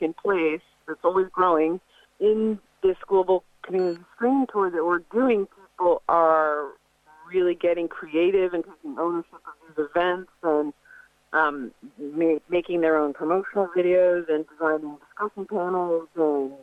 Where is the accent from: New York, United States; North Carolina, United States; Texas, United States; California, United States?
California, United States; Fairfax; my hometown of Fairfax